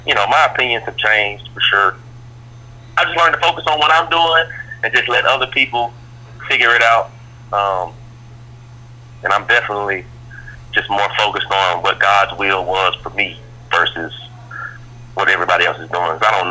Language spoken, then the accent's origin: English; Atlanta, Georgia, United States; I'm from Atlanta.